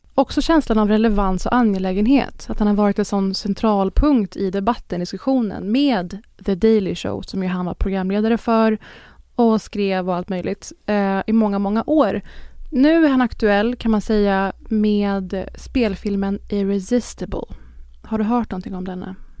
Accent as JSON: {"language": "Swedish", "country": "Sweden", "said": "för oss som svenskar"}